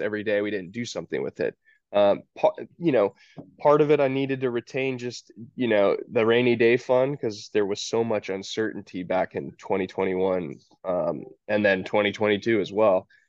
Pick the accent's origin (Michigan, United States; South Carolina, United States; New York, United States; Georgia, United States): Georgia, United States; also born or lived in Tacoma, Washington; I'm from Georgia, so we'd come home to visit my parents